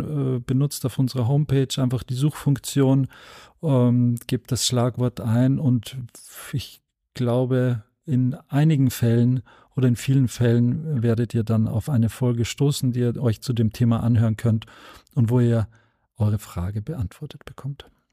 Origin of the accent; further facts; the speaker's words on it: Austria; ich als äh, Österreicher